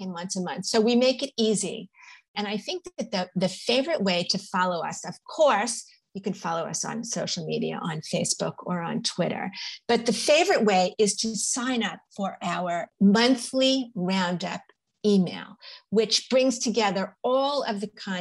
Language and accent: English; New York, United States; I'm a New Yorker and a New York Times reader.